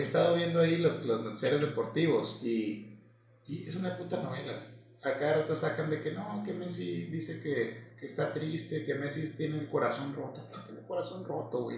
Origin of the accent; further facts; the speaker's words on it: Mexico; como buenos mexicanos nos valió madre